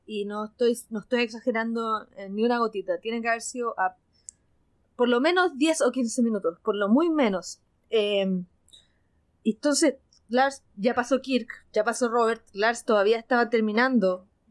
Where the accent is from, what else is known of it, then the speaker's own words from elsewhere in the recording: Chile; soy de Chile